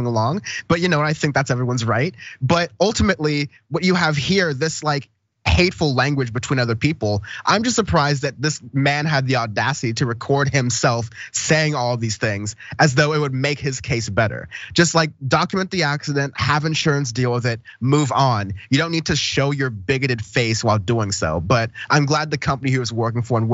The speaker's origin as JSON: {"language": "English", "region": "the north of England", "country": "United Kingdom", "tie": "born or raised there", "moved": "yes", "lives_now": "United States", "said": "I grew up in Northern England for a certain period of time"}